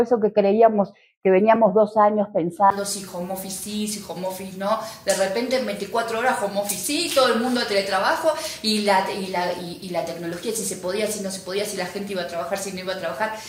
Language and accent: Spanish; Uruguay; moved away as an adult; also born or lived in Montevideo / Argentina; now in Mexico; soy uruguaya, em, aunque he vivido bastante tiempo en Argentina y ya hace bastante que estoy en México también